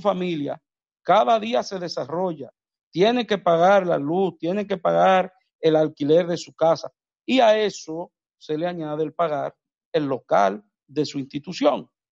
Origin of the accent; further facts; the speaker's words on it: Dominican Republic; en mi país, República Dominicana